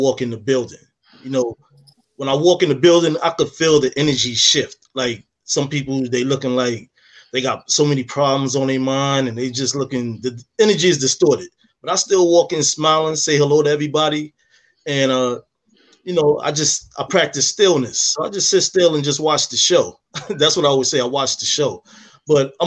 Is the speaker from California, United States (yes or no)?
no; New York City, New York, United States; moved away; I'm from the city. I'm from Harlem